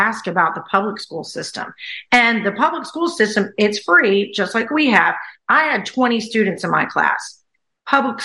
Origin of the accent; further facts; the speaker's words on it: the South, United States; moved away as an adult; also born or lived in China / Thailand; I'm from the South